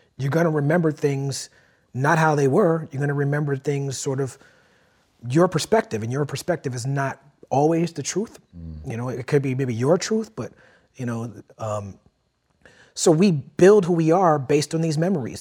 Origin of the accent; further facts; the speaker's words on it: New York City, New York, United States; I grew up in Brooklyn.